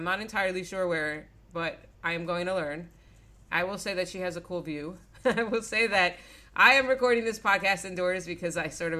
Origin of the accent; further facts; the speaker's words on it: South Florida, United States; I grew up in Florida, so the only reason why, like, my comparison is South Florida.